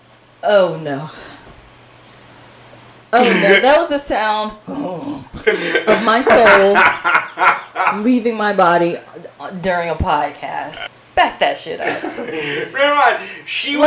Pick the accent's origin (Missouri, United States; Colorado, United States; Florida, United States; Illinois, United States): Florida, United States; Tampa; I'm from Tampa Bay